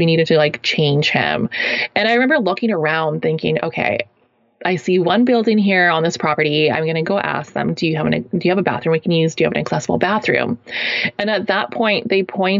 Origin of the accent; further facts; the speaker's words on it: Kelowna, British Columbia, Canada; moved away; my hometown, Kelowna, British Columbia, Canada here